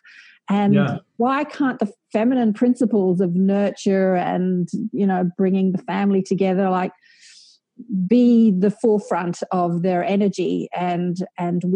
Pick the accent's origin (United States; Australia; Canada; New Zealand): Australia; I say our being Australian